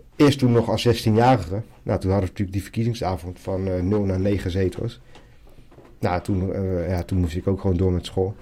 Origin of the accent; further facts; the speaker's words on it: Zoetermeer, South Holland, Netherlands; also born or lived in Medellín, Colombia; now in The Hague, Netherlands; We groeiden op in Zoetermeer